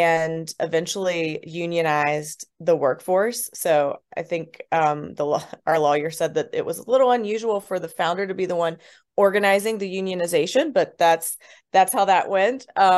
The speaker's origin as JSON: {"language": "English", "region": "West Virginia", "country": "United States", "tie": "born or raised there", "said": "I grew up actually on the Mason-Putnam County line in West Virginia."}